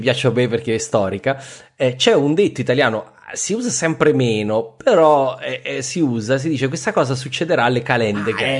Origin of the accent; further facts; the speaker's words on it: Abruzzo, Italy; io sono abruzzese